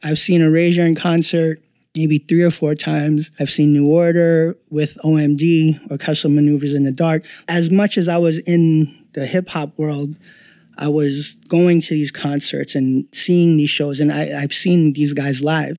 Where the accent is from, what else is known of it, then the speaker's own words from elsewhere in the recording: New York City, New York, United States; moved away as an adult; now in New Jersey, United States; I'm born and raised in New York, but I currently live in Jersey